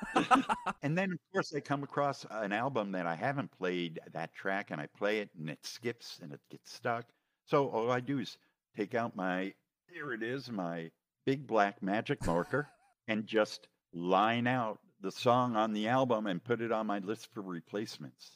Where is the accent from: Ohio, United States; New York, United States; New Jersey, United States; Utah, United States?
New York, United States; now in Southern California, United States; I was from New hmm. York